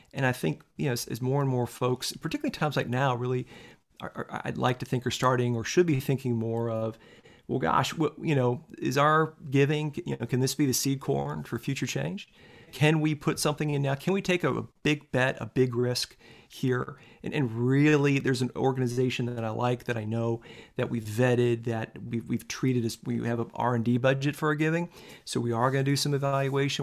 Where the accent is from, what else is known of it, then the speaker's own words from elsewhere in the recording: Tallahassee, Florida, United States; I grew up in in Tallahassee, Florida